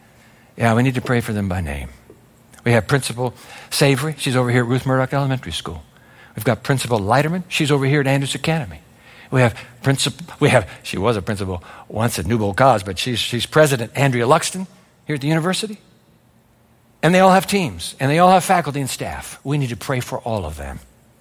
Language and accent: English; Japan; born there; I was born in Japan after the atomic bomb in Hiroshima